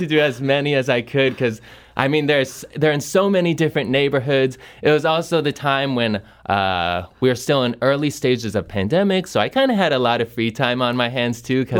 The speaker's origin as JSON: {"language": "English", "town": "Olympia", "region": "Washington", "country": "United States", "tie": "born or raised there", "said": "Olympia, Washington. Okay. Is where I grew up."}